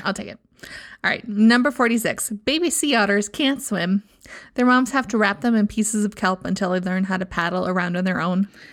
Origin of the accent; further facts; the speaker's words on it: Midwest, United States; I'm from the Midwest